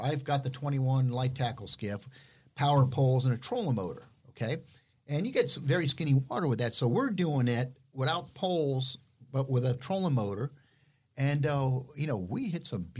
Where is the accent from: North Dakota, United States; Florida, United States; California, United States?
Florida, United States; Miami; I grew up in Miami